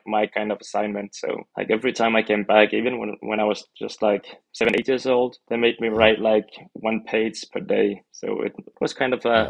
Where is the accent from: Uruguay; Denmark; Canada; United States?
Denmark; I'm from Denmark, 29 years old